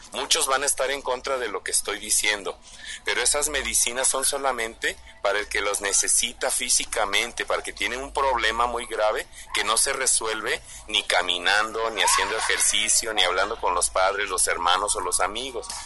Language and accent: Spanish; Mexico; como mexicanos